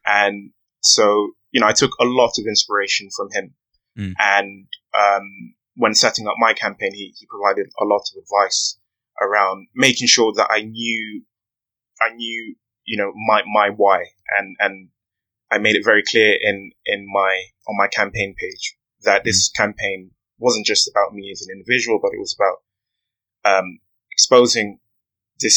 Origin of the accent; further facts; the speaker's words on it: London, United Kingdom; I grew up in Harrow Road. On Harrow Road, it's in West London.